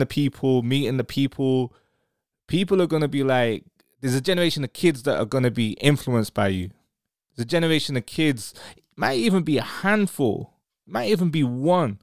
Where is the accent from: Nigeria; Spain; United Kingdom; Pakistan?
United Kingdom; Manchester, North West England; I'm from Manchester